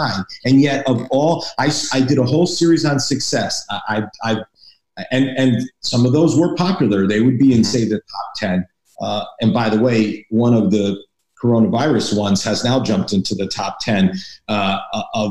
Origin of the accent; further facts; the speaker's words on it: Hartford, Connecticut, United States; moved away; also born or lived in Boston; I'm from New England. I'm from Connecticut, Hartford, Connecticut originally. So I'm a New Englander